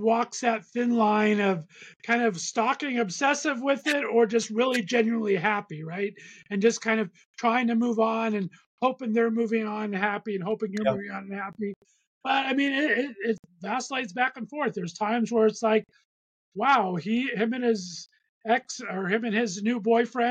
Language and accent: English; Southern California, United States; I'm an LA kid at heart. I was born and raised in Southern California